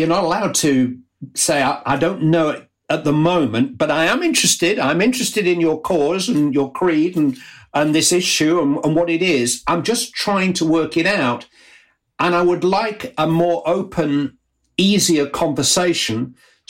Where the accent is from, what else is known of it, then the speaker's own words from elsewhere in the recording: Bury, North West England, United Kingdom; my hometown club, Bury